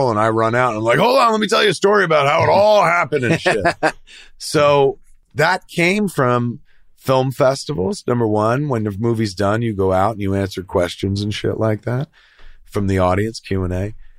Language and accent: English; New Jersey, United States; I'm from Jersey and I go to convenience stores.